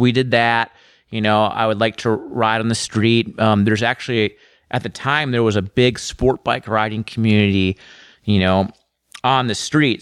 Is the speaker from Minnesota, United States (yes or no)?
yes; Woodbury, Minnesota, United States; moved away as an adult; also born or lived in Chicago, Illinois; now in Portland, United States; I spent most of my, you know, youth in Minnesota. And I just lived there from probably the time I was six to twenty-three.